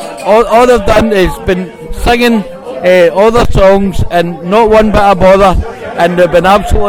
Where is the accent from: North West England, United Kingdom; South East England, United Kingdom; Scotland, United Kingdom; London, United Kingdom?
Scotland, United Kingdom; Inverness; from Inverness originally as well.